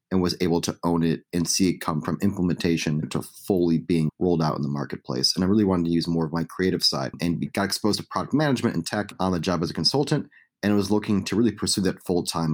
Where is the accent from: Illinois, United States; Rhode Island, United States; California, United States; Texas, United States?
Illinois, United States; Chicago; a young kid growing up in Chicago